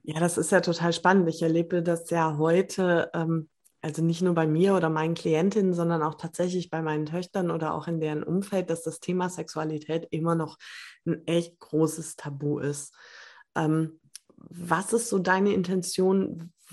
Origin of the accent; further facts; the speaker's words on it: Switzerland; ich bin aus der Schweiz.